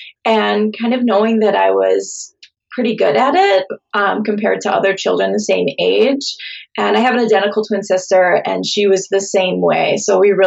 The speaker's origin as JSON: {"language": "English", "region": "southeastern Minnesota", "country": "United States", "tie": "born or raised there", "also_born_or_lived": "Mount Pleasant, Michigan / St. Paul, Minnesota", "said": "So I grew up in southeastern Minnesota, and I still live in Minnesota. I live in St. Paul, Minnesota."}